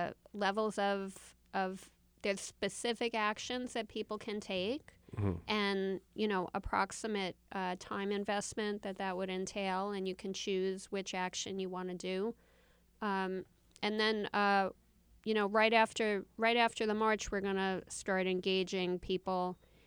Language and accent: English; New York City, New York, United States; I grew up in Queens.